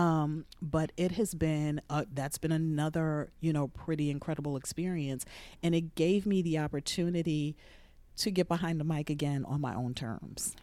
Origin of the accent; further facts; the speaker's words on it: Jersey City, New Jersey, United States; moved away as an adult; also born or lived in Texas; was born and raised in Jersey City.